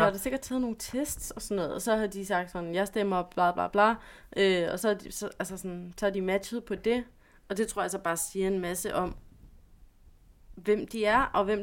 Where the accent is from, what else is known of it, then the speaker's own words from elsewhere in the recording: West Jutland, Denmark; Jeg er fra Vestjylland.